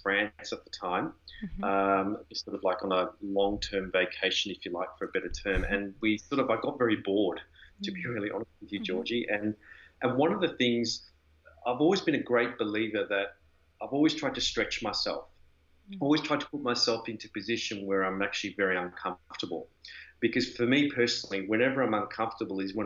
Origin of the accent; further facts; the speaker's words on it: Melbourne, Victoria, Australia; moved away as an adult; also born or lived in Europe; I'm originally from Australia in Melbourne